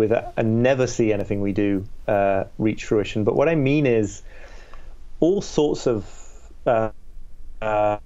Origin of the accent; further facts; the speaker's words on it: York, Yorkshire and the Humber, United Kingdom; I grew up in Northern England, in this city called York